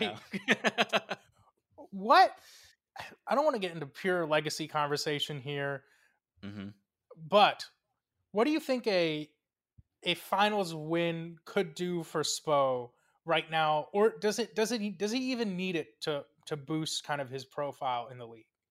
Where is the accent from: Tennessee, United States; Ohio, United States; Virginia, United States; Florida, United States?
Florida, United States; Coral Springs; from the Miami metropolitan area slash Fort Lauderdale slash Coral Springs, Florida